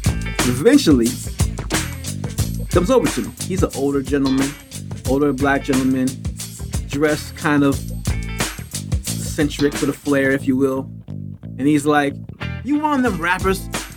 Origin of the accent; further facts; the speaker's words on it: Germany; growing up in Germany, I was just sort of removed from a lot of things unless they were mainstream.